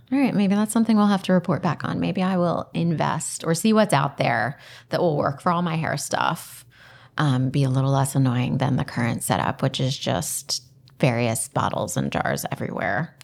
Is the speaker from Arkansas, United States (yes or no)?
no; Delco, Pennsylvania, United States; I'm from Delco, I say Parham